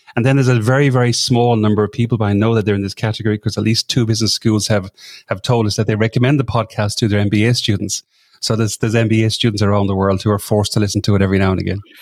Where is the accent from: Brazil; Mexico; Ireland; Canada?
Ireland; moved away as an adult; now in Sydney, Australia; I'm from Ireland originally, but I came over this part of the world that long ago.